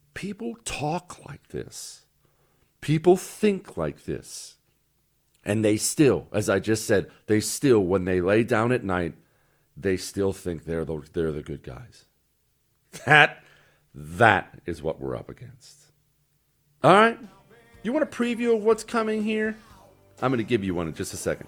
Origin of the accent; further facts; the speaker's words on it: Montana, United States; now in Texas, United States; I grew up in Montana.